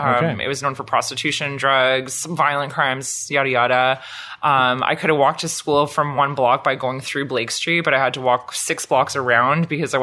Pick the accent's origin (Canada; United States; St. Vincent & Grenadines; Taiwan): Canada; Ottawa, Ontario; I am a very rare breed of Ottawa native, born and raised right here.